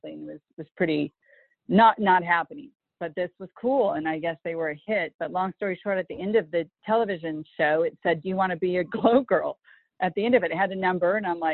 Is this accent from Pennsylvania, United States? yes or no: no; La Crescenta, California, United States; I'm a native of California, so I was born and raised in La Crescenta, California